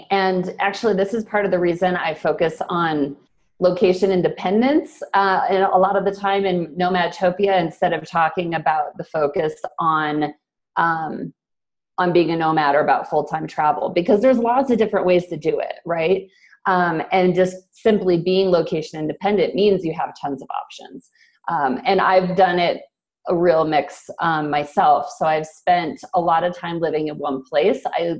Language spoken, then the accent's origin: English; United States; Yeah, so I'm originally from the States. I actually moved around a lot growing up, so I guess in some ways I've been a nomad forever.